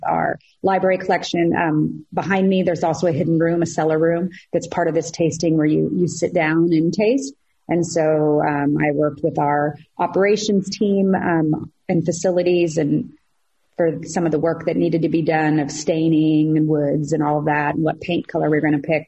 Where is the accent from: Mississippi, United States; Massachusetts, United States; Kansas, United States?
Kansas, United States; Southeast; moved away as an adult; also born or lived in Florida; now in California, United States; I'm from Southeast Kansas